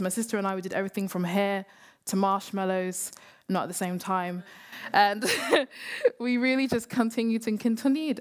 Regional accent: London, United Kingdom; We grew up in London, we grew up in Hackney

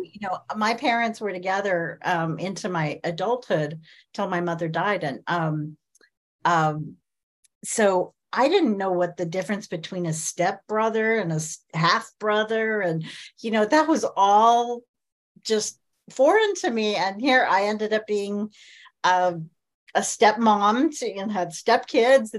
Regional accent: Kansas, United States; I grew up in Kansas.

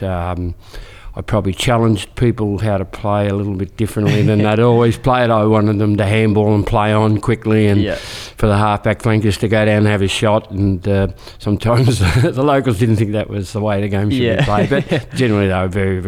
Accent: Colac, Victoria, Australia; a coaching job came up at my hometown, Colac, which is in the Hamden League

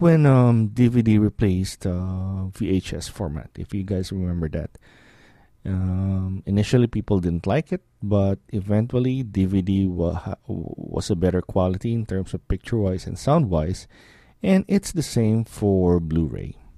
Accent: Philippines; moved away as an adult; now in Cleveland, United States; I grew up in the Philippines

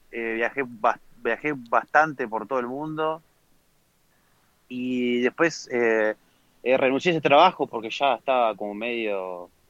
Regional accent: Uruguay; moved away; Uruguay me fui en el 2014, me fui de Uruguay.

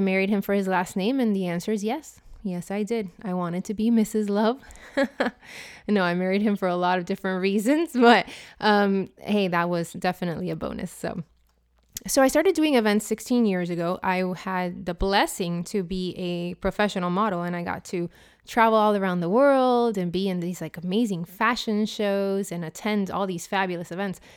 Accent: Puerto Rico; now in Miami, United States; I'm from Puerto Rico, and in Puerto Rico, in Spanish, it's pronounced ….

